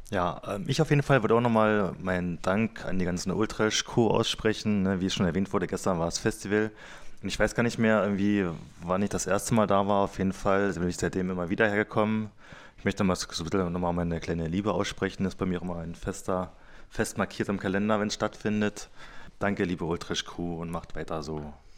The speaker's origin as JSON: {"language": "German", "town": "Cottbus", "region": "Brandenburg", "country": "Germany", "tie": "born or raised there", "said": "ich, wieder in der Nähe von oder im Großraum Cottbus groß geworden bin"}